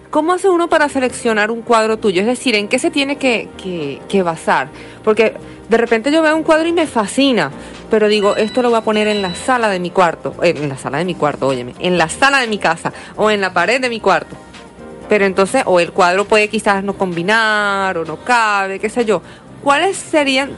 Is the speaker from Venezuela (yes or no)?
yes; Venezuela; esto está en mi país